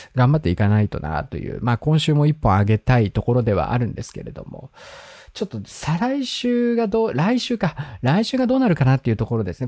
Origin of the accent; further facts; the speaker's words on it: Hokkaido, Japan; now in Tokyo, Japan; 北海道出身